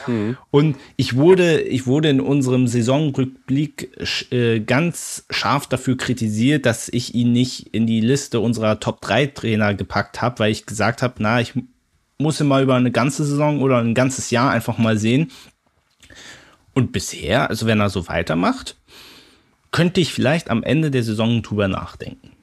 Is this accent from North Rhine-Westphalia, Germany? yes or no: no; Berlin, Germany; mit Hertha BSC als Berliner mein Verein